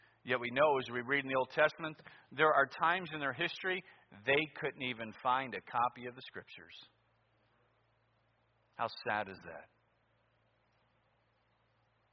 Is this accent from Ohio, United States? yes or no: yes; Cleveland, Ohio, United States; Growing up in Cleveland, you're probably going to follow sports